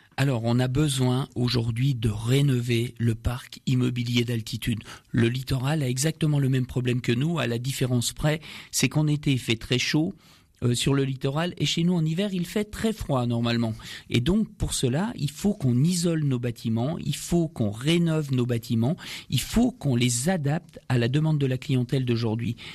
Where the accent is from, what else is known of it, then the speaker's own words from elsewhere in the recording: France; nous sommes français